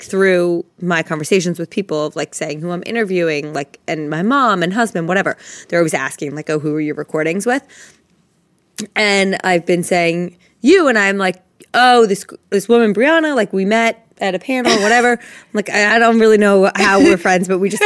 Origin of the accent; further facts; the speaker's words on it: Princeton, New Jersey, United States; I grew up in Princeton, New Jersey.